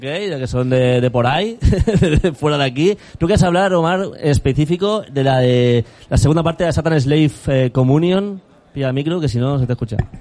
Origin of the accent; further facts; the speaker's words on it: Region of Murcia, Spain; Soy murciano